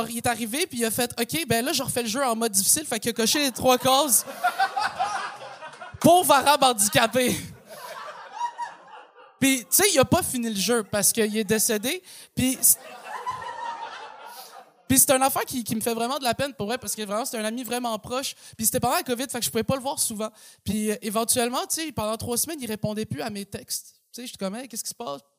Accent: Quebec, Canada; accent: Québécois; souvent, les gens ils sont surpris quand ils m'entendent parler parce que j'ai un accent québécois, tu comprends? Tu euh, euh, je parle comme un gars qui habite à Saint-Eustache

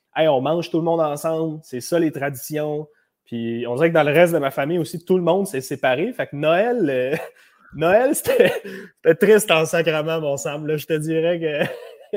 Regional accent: Laval, Quebec, Canada; je suis né en 95 euh, à Laval. C'est là que je suis né

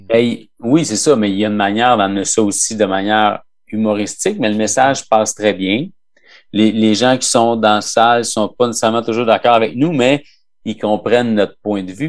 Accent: Quebec, Canada

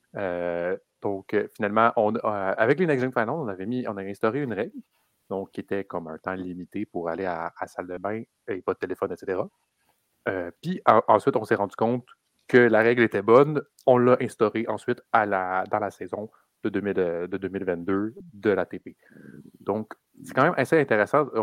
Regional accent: Quebec, Canada; on est québécois

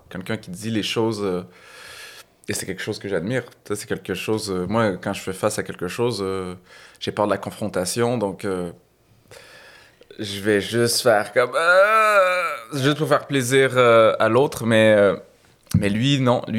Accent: Saint-Eustache, Quebec, Canada; moved away; also born or lived in Laval; Euh, moi, je suis né au Québec, je suis né à Saint-Eustache

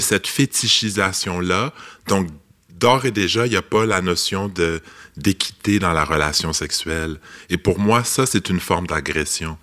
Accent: Laval, Quebec, Canada; je, suis un gars de Laval

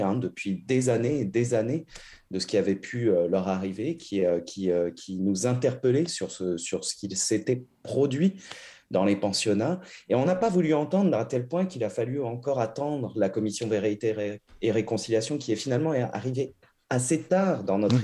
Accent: Canada; en tant que Canadiens, Canadiennes

